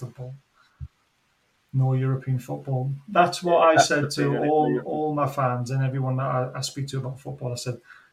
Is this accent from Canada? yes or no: no; Newcastle upon Tyne, North East England, United Kingdom; now in York, United Kingdom; I live in York. I'm from Newcastle.